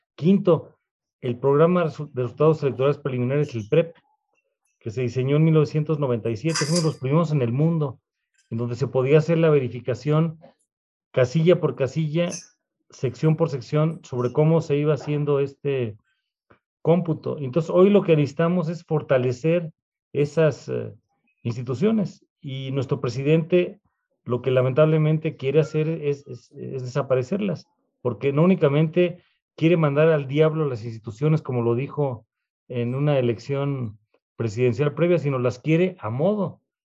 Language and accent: Spanish; Mexico